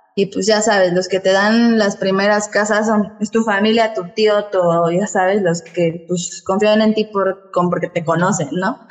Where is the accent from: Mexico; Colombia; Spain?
Mexico; Mexico City; moved away; also born or lived in Toluca, State of Mexico; yo nací en la Ciudad de México, pero viví allá muchos años.